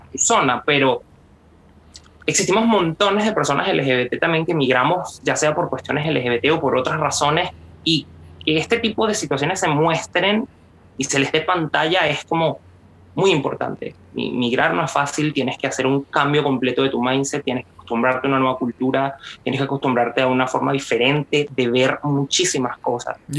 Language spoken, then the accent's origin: Spanish; Venezuela; moved away; yo soy de Venezuela